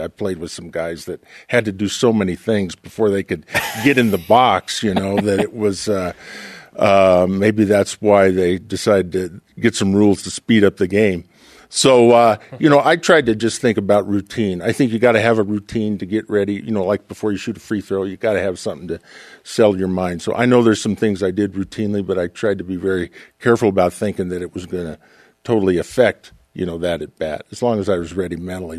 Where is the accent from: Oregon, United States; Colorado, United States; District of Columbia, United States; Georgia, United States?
Oregon, United States; Portland; I grew up in Portland, Oregon